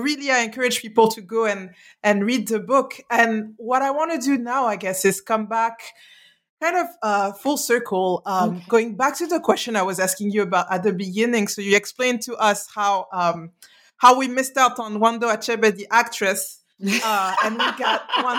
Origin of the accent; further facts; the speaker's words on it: Mali; moved away; I grew up in Mali, like in urban environments